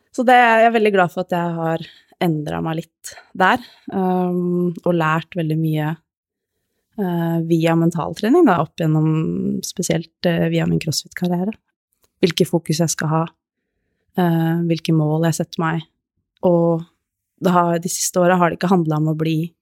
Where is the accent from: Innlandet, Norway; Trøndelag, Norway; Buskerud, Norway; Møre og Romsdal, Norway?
Buskerud, Norway; Hokksund; moved away as an adult; now in Nittedal, Norway; jeg er oppvokst i Hokksund, Norges navle